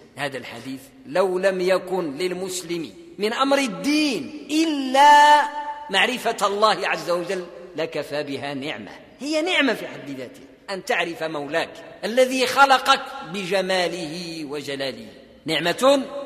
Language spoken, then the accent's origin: Arabic; Morocco; عندنا في المغرب